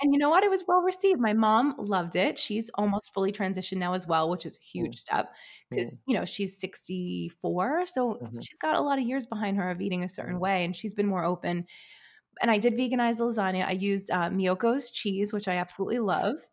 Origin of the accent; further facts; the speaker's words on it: New York City, New York, United States; I grew up in an Italian American family in Brooklyn, New York